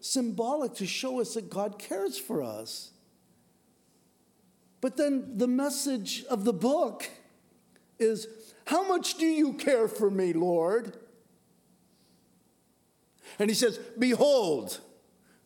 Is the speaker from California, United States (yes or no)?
yes; San Diego, California, United States; moved away; also born or lived in Washington; I grew up in San Diego, and we lived in Poway